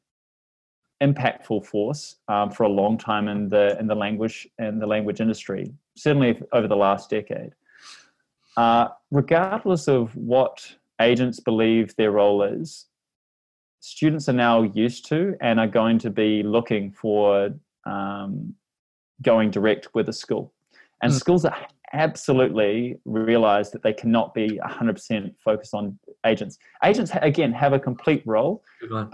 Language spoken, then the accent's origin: English; New Zealand; accent: Kiwi; my Kiwi accent